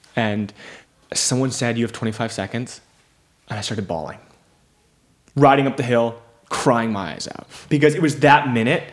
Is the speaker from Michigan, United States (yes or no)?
yes; Michigan, United States; also born or lived in Memphis, Tennessee; I'm a kid growing up in Michigan